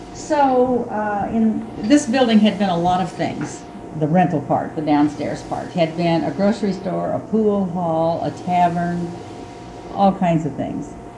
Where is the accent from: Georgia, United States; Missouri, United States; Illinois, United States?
Missouri, United States; Salisbury; now in Marceline, United States; I grew up in Salisbury, a town about 30 miles south of here